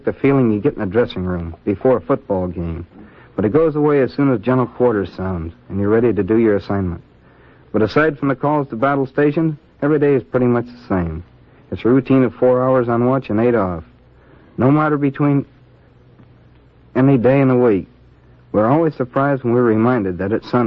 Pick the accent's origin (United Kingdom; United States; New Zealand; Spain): United States; Wickliffe, Ohio; Wycliffe, Ohio. That's just east of Cleveland